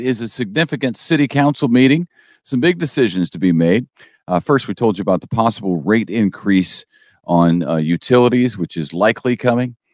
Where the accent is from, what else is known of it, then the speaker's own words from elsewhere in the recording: St. Louis, Missouri, United States; now in Springfield, United States; I grew up in Saint Louis